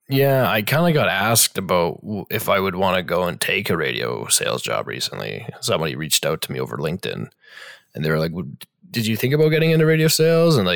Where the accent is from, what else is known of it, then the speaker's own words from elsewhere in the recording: Alberta, Canada; None of you are from there, and it's kind of like, well, I'm from Alberta